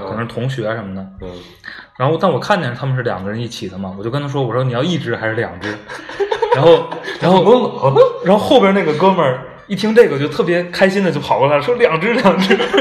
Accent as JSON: {"language": "Chinese", "country": "China"}